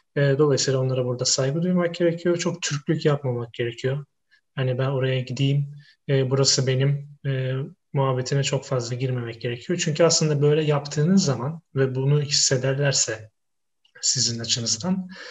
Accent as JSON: {"language": "Turkish", "region": "Istanbul", "country": "Turkey", "moved": "as an adult", "lives_now": "Wrocław, Poland", "said": "ben İstanbulluyum"}